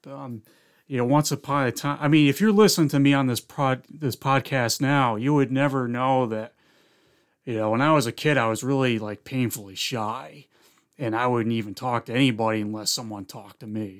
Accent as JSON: {"language": "English", "town": "Philmont", "region": "New York", "country": "United States", "tie": "born or raised there", "also_born_or_lived": "Indian Lake, New York", "said": "I moved from Indian Lake, we moved down to Philmont, New York, which was where my mom's side of the family was"}